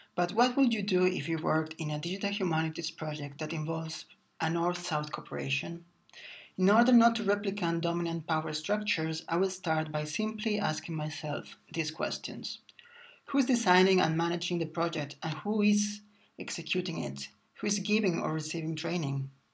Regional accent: Barcelona, Catalonia, Spain; I was born in Barcelona and I studied humanities, a humanities degree.

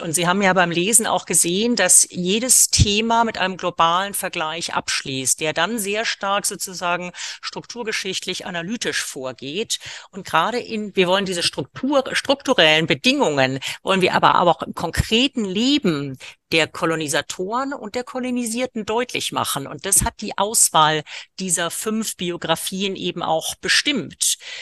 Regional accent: India; moved away; aus Indien, wo ich geboren bin

